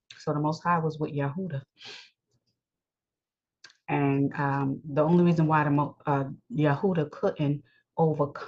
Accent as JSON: {"language": "English", "region": "New York", "country": "United States", "said": "I live in New York. I'm a New Yorker"}